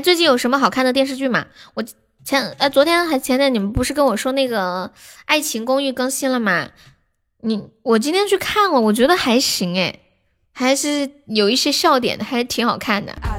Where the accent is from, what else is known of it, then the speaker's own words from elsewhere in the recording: Sichuan, China; 你们现在就知道我是四川的了